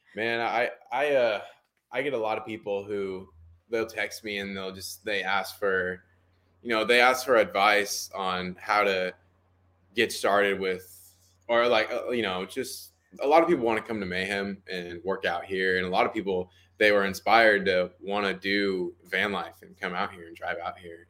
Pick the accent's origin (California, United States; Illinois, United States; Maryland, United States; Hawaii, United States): California, United States; Temecula; moved away as an adult; also born or lived in Glendale, California; now in Tennessee, United States; I was born in Glendale, California, but I was raised in Temecula, California my entire life for, uh, up to eighteen, nineteen years